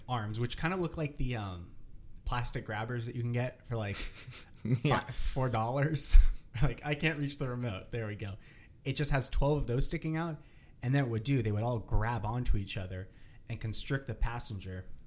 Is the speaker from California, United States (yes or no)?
yes; Half Moon Bay, California, United States; I'm from the Bay Area, Half Moon Bay, very foggy